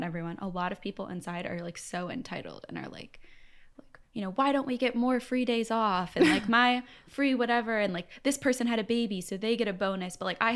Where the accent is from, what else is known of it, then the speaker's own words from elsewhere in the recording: Buffalo, New York, United States; moved away as an adult; also born or lived in Ithaca, New York / Ann Arbor, Michigan / Seattle, Washington; now in Los Angeles, United States; I'm from Buffalo, New York.